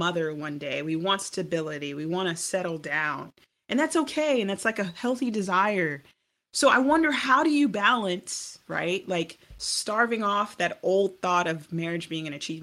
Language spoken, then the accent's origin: English; United States; also born or lived in Jamaica; I'm Jamaican, but I was raised here in America